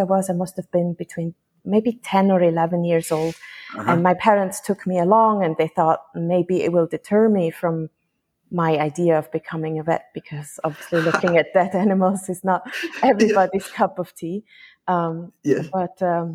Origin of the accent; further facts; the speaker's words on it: Switzerland; moved away as an adult; now in Carriacou, Grenada; I am originally from Switzerland. I graduated there and grew up there, but now I live in Grenada, actually on the small island of Carriacou